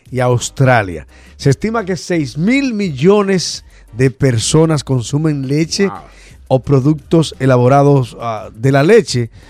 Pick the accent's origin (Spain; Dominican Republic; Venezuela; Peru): Dominican Republic; ¿Tú recuerdas la mantequilla que consumíamos en Dominicana?